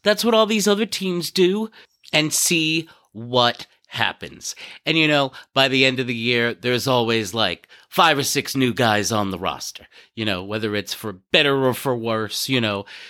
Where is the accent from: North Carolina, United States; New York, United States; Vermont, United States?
New York, United States; New York City; born or raised there; moved away